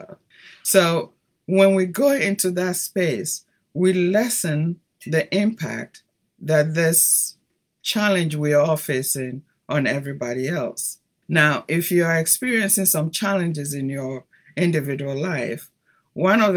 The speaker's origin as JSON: {"language": "English", "country": "Ghana", "tie": "born or raised there", "also_born_or_lived": "Italy / Brazil", "moved": "as an adult", "lives_now": "United States", "said": "growing up in Ghana"}